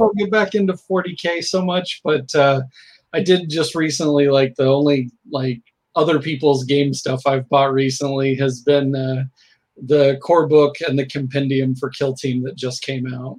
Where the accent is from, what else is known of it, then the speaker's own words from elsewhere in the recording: Southern Illinois and Indiana, United States; now in Portland, United States; I'm originally from Southern Illinois and Indiana, um, now located in the Portland metro